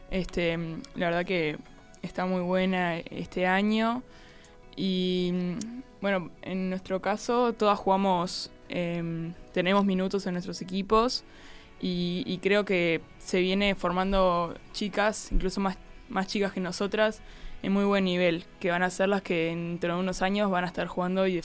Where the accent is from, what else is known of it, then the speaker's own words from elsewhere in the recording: Rocha, Uruguay; yo soy de Rocha